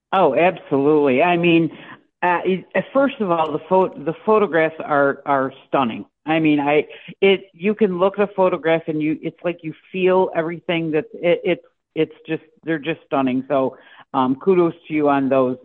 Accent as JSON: {"language": "English", "region": "Central New York", "country": "United States", "tie": "born or raised there", "also_born_or_lived": "coastal Mississippi", "moved": "as an adult", "lives_now": "Mississippi, United States", "said": "born and raised in Central New York, and I've been on the coast now for I think it's up to I think it's um 11 years"}